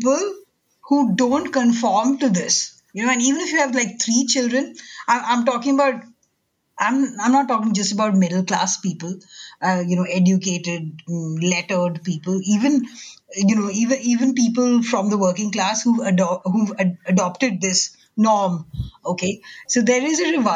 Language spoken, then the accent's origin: English; India; moved away; growing up in India, you know, in the 80s and 90s